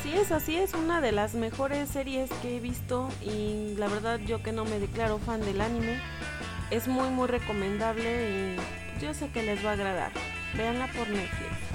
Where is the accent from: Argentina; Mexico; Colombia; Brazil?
Mexico; como buen mexicano